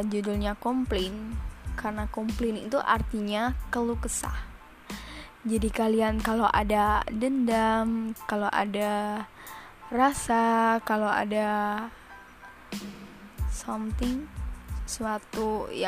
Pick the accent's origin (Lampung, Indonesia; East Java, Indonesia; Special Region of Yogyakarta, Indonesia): East Java, Indonesia; Surabaya; asal gue dari Surabaya. Hmm, maaf kalau ada yang kata-kata mendok gitu ya.